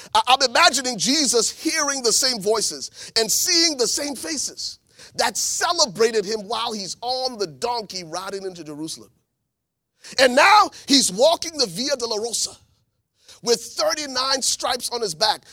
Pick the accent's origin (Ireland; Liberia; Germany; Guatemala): Liberia; moved away; I'm from Liberia, West Africa